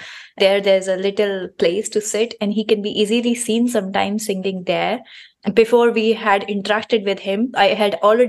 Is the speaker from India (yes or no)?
yes; India; moved away as an adult; now in Luxembourg; I come from India and I've been working in Luxembourg for about 4 years.